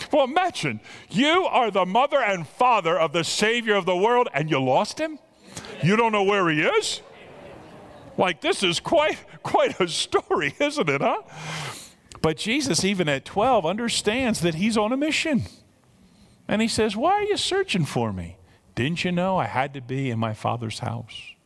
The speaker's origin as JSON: {"language": "English", "country": "United States", "said": "I'm an American"}